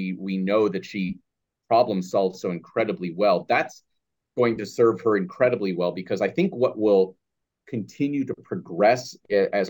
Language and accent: English; United States; as an American here